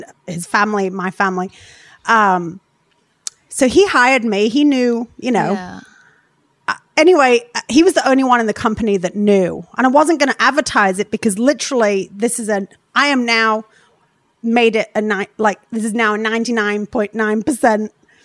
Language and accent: English; England, United Kingdom; moved away; where I grew up in England